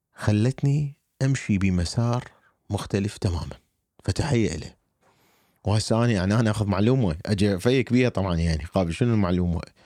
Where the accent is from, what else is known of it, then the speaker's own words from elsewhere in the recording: Iraq; moved away as an adult; also born or lived in Alabama, United States; now in United States; اني عراقي